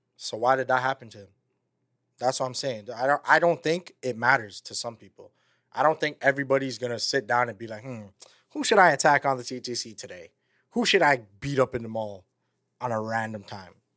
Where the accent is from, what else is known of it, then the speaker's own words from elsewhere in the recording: Toronto, Ontario, Canada; we're from Toronto